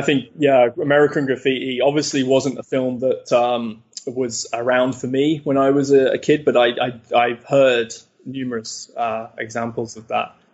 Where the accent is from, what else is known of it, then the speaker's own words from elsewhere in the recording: Leicester, East Midlands, United Kingdom; in Leicester, which is my hometown in the UK